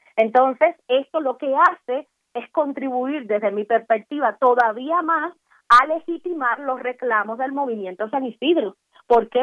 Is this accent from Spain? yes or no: no; Cuba; como ciudadana cubana